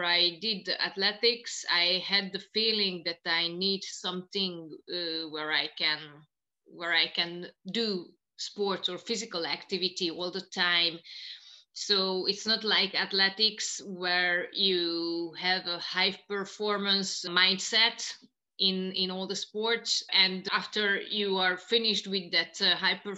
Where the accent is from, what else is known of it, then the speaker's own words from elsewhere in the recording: Tiszaújváros, Borsod-Abaúj-Zemplén, Hungary; also born or lived in Japan; I'm from Hungary originally.